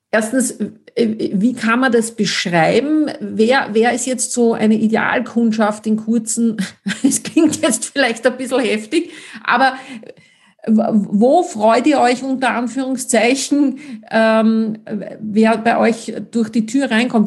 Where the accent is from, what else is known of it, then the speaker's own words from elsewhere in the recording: Austria; wie man bei uns in Österreich sagt